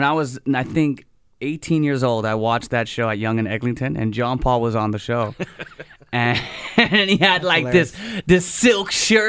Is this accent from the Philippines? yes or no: yes; Philippines; No, but I'm Filipino.